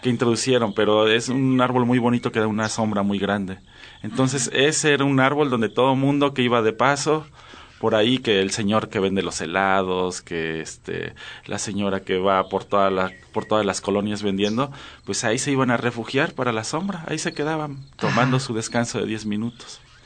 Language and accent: Spanish; Xalapa, Veracruz, Mexico; now in Chiapas, Mexico; Yo soy de Jalapa, Veracruz